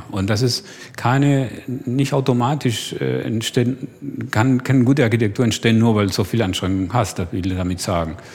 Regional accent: Argentina; Also ich mache immer, ein, also ich komme aus Argentinien. Ja, zum Beispiel, als ich in Deutschland war, war für mich schockierend zu sehen

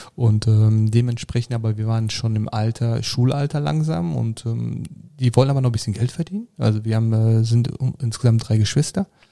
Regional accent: Sauerland, North Rhine-Westphalia, Germany; geboren bin ich im Sauerland

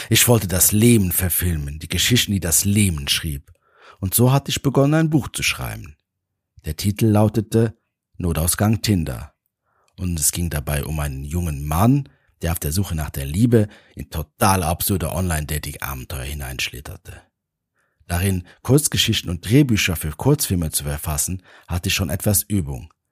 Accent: Luxembourg; now in Vienna, Austria; Mein Plan war es, in meine Heimat nach Luxemburg zu fliegen. Ich lebte schon seit einigen Jahren in Wien

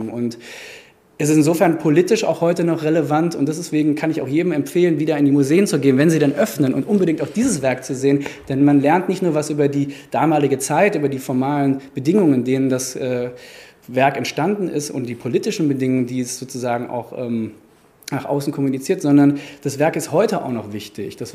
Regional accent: Frankfurt, Hesse, Germany; auch in einem Umfeld aufgewachsen bin in Frankfurt, ja, Frankfurter Schule, 68er.

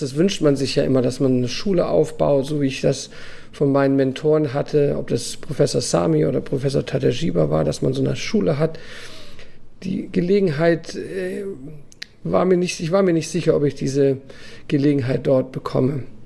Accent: Germany; moved away as an adult; now in Abu Dhabi, United Arab Emirates; so sind wir aufgewachsen in Deutschland

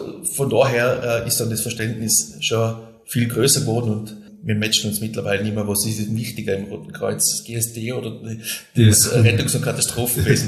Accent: Silz, Tyrol, Austria; in meiner Heimatgemeinde in Silz äh, leite ich das Bauamt in der Gemeinde

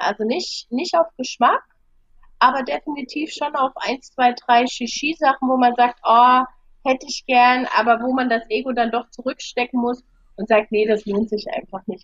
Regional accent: Germany; wenn ich als Deutsche

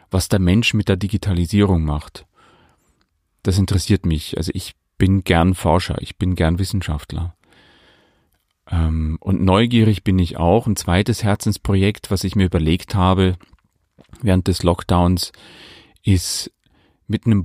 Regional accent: Bavaria, Germany; now in Leipzig, Germany; Ich stamme aus der Oberpfalz in Bayern und äh, liebe meine Heimat, den Oberpfälzer Wald, genauso wie das Gewusel der Großstadt.

